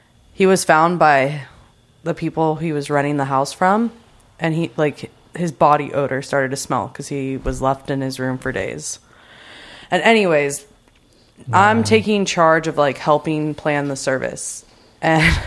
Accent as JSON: {"language": "English", "town": "Newport Beach", "region": "California", "country": "United States", "tie": "born or raised there", "said": "growing up in Newport, A Street"}